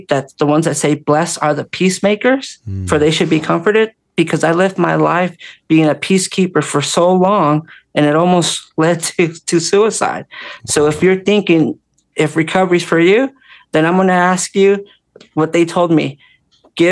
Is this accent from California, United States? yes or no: yes; Orange County, California, United States; growing up in California, Orange County